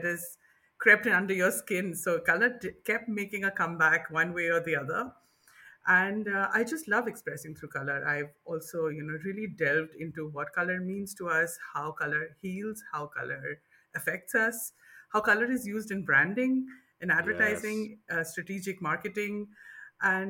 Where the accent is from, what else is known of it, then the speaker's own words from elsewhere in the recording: India; moved away as an adult; I grew up in India. I spent, 35 years in India.